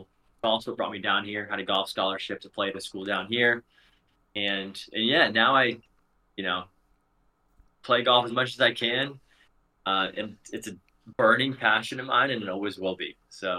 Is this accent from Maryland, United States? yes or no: yes; Maryland, United States; moved away as an adult; now in Georgia, United States; we all live in Georgia. We'll go ahead and say that. I'm from Maryland. I came down here for college, played golf in college at a school down here.